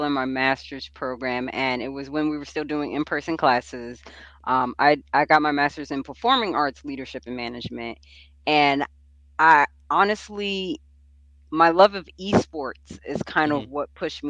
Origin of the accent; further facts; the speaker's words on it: New York, United States; I'm from New York